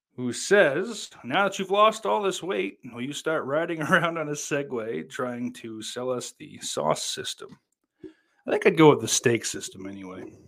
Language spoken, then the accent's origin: English; United States; I'm goddamn American